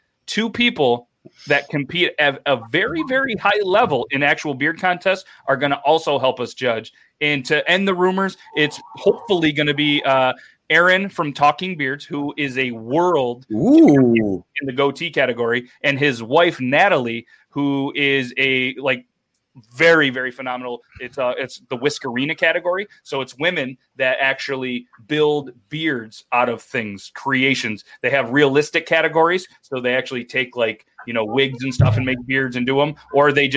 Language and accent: English; United States; I'm American